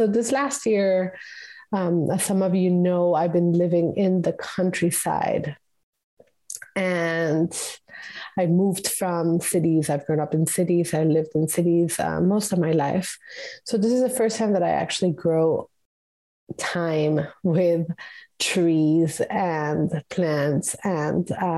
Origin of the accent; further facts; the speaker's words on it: Costa Rica; moved away; also born or lived in the Mediterranean; I'm from Costa Rica